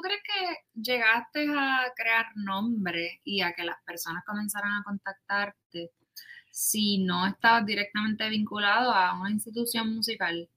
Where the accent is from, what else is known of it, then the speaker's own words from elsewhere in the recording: Puerto Rico; Yo soy del pueblo de Macao. Así que en, Puerto Rico